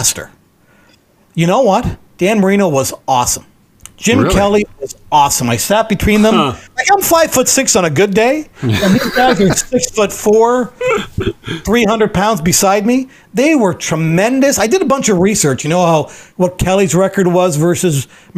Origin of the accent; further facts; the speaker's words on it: London, Ontario, Canada; I'm from London